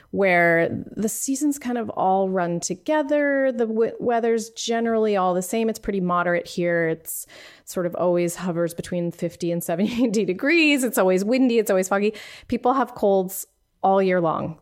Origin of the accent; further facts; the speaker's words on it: Pennsylvania, United States; moved away as an adult; now in San Francisco, United States; I moved here 20 years ago, but I grew up on the East Coast where in Pennsylvania